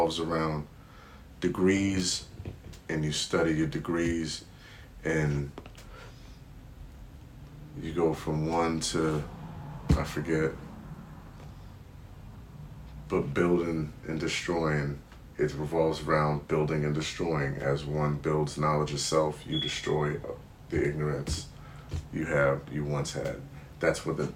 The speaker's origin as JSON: {"language": "English", "region": "California", "country": "United States", "tie": "born or raised there", "said": "I was born and raised in California"}